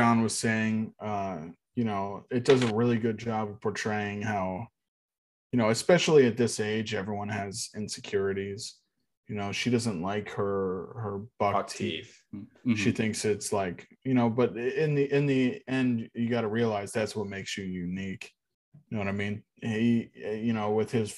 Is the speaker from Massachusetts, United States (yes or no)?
no; Texas, United States; I grew up in Texas